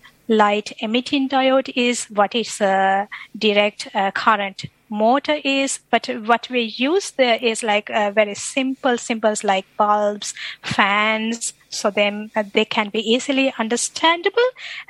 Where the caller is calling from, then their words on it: Brisbane, Queensland, Australia; I'm connecting from Brisbane, so I'm attached to Robotics and Autonomous Systems Group at CSIRO